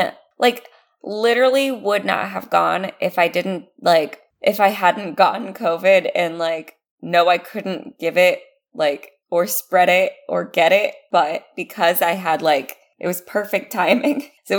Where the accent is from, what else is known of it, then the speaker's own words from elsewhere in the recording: United States; it's because I'm American.